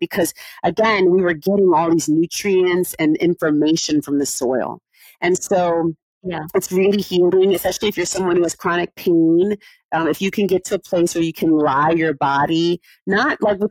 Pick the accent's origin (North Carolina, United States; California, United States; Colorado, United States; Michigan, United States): California, United States; I grew up in California